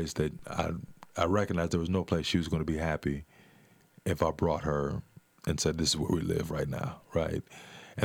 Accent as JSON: {"language": "English", "town": "Omaha", "region": "Nebraska", "country": "United States", "tie": "born or raised there", "said": "when I made the decision to come back, to move back to Omaha, I bought the house that I grew up in on Miami Street."}